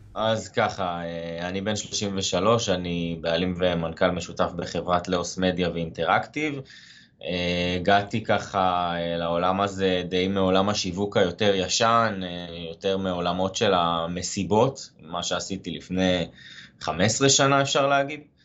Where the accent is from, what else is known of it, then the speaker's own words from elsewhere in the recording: Haifa, Haifa District, Israel; אני חיפאי במקור